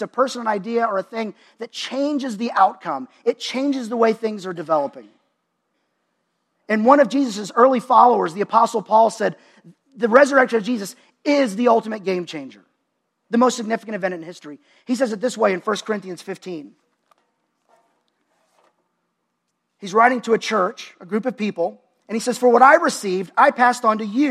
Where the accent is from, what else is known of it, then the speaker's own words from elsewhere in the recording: Dallas, Texas, United States; my hometown is Dallas, Texas.